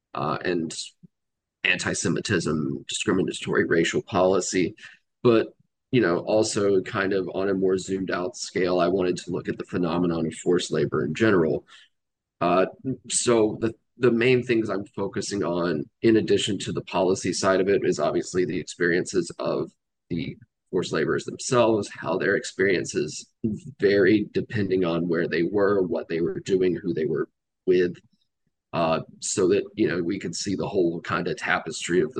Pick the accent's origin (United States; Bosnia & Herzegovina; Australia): United States; Georgia; So I grew up in Georgia. Spent most of my life living in the South